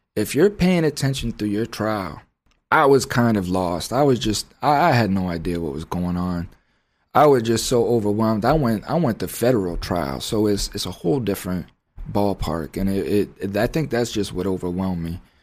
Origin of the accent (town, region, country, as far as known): United States